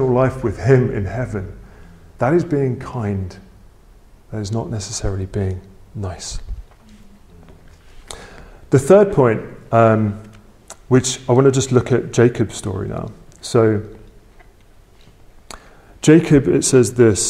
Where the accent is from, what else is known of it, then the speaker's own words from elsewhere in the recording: England, United Kingdom; my family are very British, right? We're very English